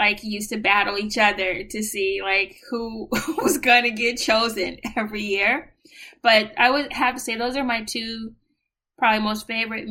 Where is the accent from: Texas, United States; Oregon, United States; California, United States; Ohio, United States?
California, United States; San Francisco; moved away as an adult; now in New York, United States; I am originally from San Francisco, California